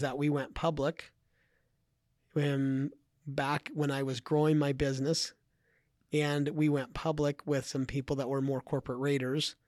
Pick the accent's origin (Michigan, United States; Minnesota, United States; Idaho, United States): Idaho, United States; I grew up in Idaho